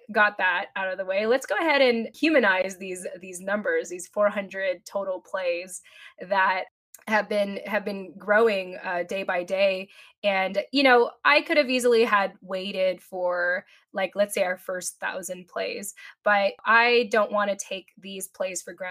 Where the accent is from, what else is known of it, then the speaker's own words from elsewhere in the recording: Japan; born there; being Filipino, being a mil- being a, an American, being born in Japan.